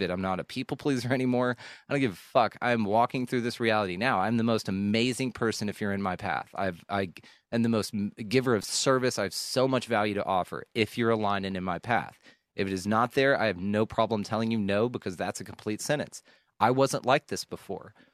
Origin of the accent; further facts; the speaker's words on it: the South, United States; I was raised in the South. Everybody's ma'am if you're 6 years old, if you're six, you're yes ma'am, yes sir.